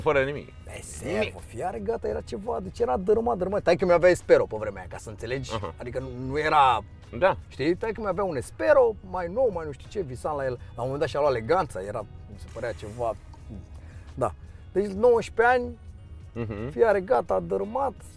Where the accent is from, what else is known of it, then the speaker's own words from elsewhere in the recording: Dristor, Bucharest, Romania; also born or lived in Aviației, Bucharest; M-am născut în Dristor și am, am locuit în Dristor până la, până la vârsta de... până în clasa a doua. În clasa a doua am mutat în aviație